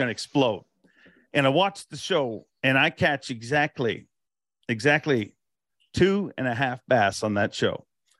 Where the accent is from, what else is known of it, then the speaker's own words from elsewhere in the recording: Canada; As a Canadian